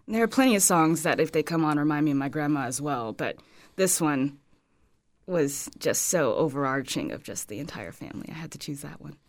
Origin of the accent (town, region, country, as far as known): Los Angeles, California, United States; born or raised there; moved away as an adult; also born or lived in San Francisco / Medford, Oregon; now in Fort Myers, United States